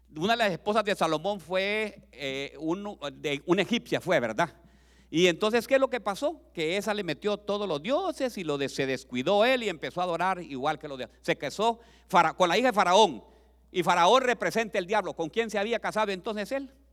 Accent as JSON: {"language": "Spanish", "country": "Honduras", "moved": "as an adult", "lives_now": "United States", "said": "vendí todas las propiedades que tenía en mi país"}